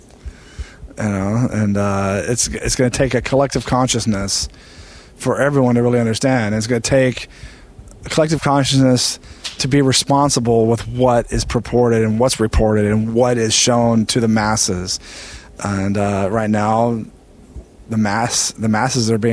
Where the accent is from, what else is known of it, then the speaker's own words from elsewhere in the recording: East Texas, United States; growing up in Texas, you know, racial tension in East Texas and Texas in general back then was still high. And I knew kids in my class